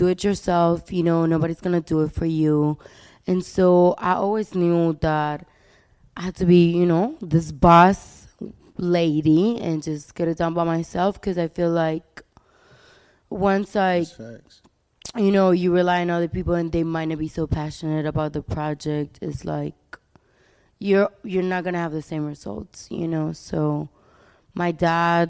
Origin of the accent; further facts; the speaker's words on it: Miami, Florida, United States; also born or lived in Colombia; I grew up between Miami and Colombia